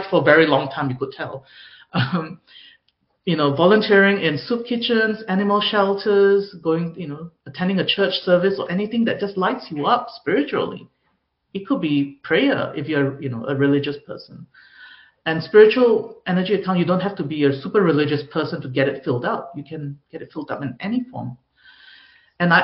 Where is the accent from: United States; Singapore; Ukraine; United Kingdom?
Singapore; I grew up in Singapore where perfectionism is the norm.